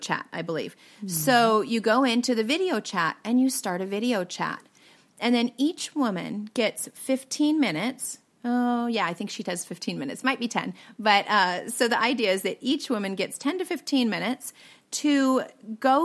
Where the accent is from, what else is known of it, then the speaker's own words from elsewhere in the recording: Pacific Northwest, United States; I'm from the Pacific Northwest